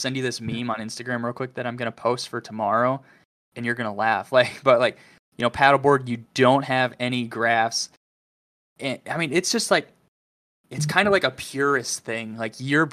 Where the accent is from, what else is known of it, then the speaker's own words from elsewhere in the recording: Gulf Shores, Alabama, United States; moved away; also born or lived in Pensacola, Florida; I grew up in Alabama for like 8 years